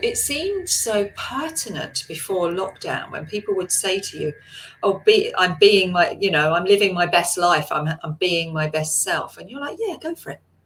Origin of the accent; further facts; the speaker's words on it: England, United Kingdom; we're so good at queuing as English people